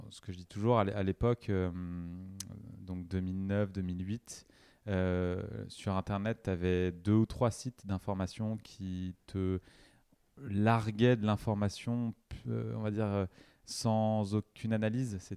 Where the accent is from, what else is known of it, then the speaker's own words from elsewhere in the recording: Troyes, Grand Est, France; born there; also born or lived in Avignon; now in Paris, France; Je viens de, de l'Est de la France, déjà.